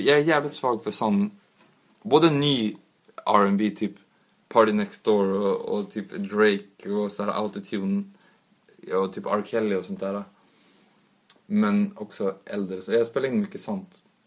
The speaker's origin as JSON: {"language": "Swedish", "town": "Umeå", "region": "Västerbotten County", "country": "Sweden", "tie": "born or raised there", "said": "de jag växte upp med också i Umeå"}